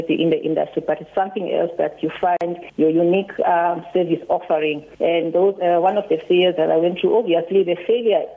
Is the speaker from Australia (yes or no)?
no; Mtansane, near East London, Eastern Cape, South Africa; I grew up in Mtansane, and we were living very far away from the city, which is the East London